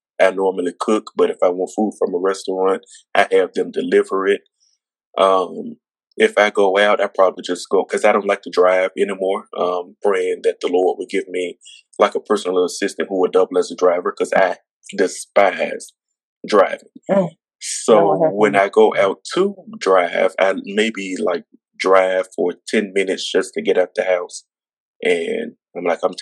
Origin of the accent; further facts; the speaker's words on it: Mississippi, United States; moved away; I was living in Mississippi. I would be out in my hometown where I was living at the time